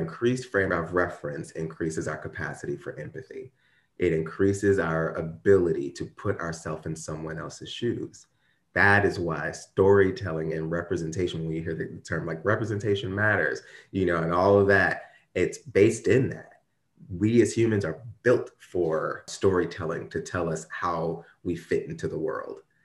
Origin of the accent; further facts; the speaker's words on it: Ferguson, Missouri, United States; I grew up in Ferguson, like, Ferguson, Missouri